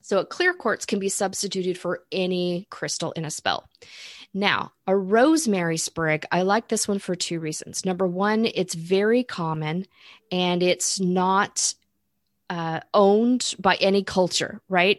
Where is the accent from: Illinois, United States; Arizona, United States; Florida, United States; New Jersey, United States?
Florida, United States; I grew up in Florida